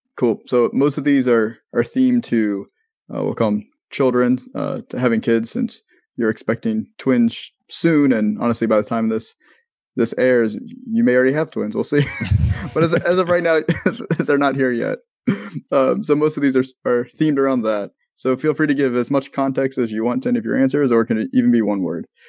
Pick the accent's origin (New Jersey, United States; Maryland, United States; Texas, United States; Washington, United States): Maryland, United States; now in Florida, United States; I'm from Maryland